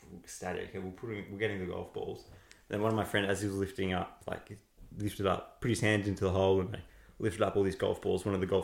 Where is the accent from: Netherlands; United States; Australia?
Australia; Mentone, Victoria; also born or lived in Cheltenham, Victoria; there wasn't many kids my age growing up in Mentone. It's a bit of an older demographic.